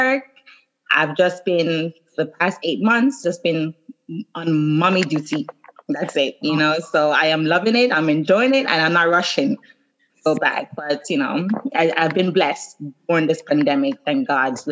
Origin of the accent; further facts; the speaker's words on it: Jamaica; I'm Jamaican